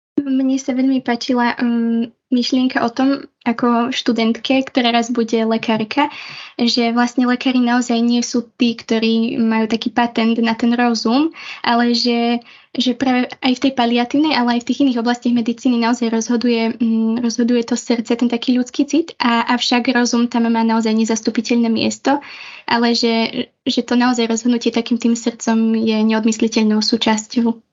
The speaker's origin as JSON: {"language": "Slovak", "town": "Humenné", "region": "Prešov Region", "country": "Slovakia", "moved": "as an adult", "lives_now": "Bratislava, Slovakia", "said": "ja pochádzam z východného Slovenska, konkrétne z Humeného"}